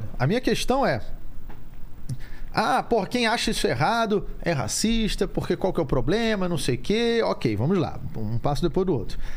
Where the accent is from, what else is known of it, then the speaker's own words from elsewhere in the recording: Rio de Janeiro, Brazil; Assim, como, como eu cresci no Rio, no Rio de Janeiro tem muito é, negro.